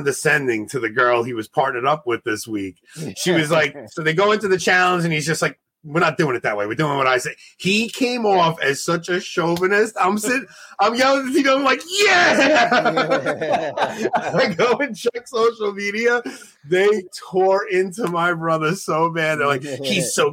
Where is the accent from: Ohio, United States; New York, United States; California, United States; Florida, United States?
New York, United States; as a New Yorker